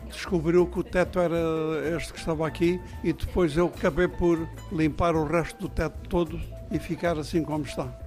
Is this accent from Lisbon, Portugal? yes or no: no; Tavira, Algarve, Portugal; now in Faro, Portugal; É porque nós originariamente viemos de Tavira e a minha mãe, que era quem fazia os bolos, fazia os folhados de Tavira também